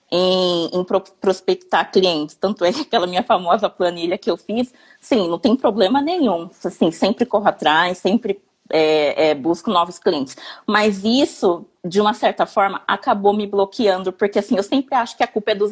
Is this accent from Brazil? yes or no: yes; Campinas, São Paulo, Brazil; Eu sou de Campinas, São Paulo.